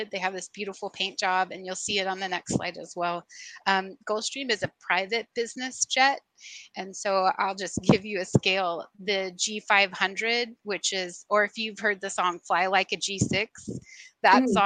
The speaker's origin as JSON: {"language": "English", "town": "Sugar Land", "region": "Texas", "country": "United States", "tie": "born or raised there", "also_born_or_lived": "Los Angeles, California / Seattle, Washington", "moved": "as an adult", "lives_now": "Savannah, United States", "said": "I grew up in the Houston area, in Sugar Land, and then kind of moved around"}